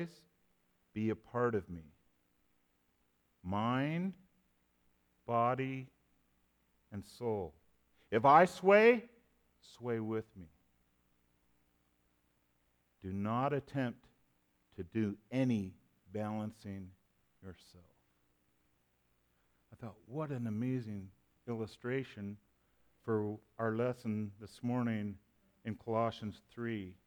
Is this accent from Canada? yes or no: yes; Canada; now I'm a Canadian